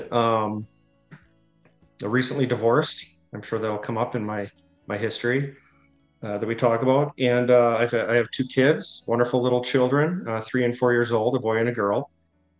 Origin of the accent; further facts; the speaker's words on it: Hubertus, Wisconsin, United States; I grew up in Hubertus, Wisconsin, and that is probably, I would consider it suburb / rural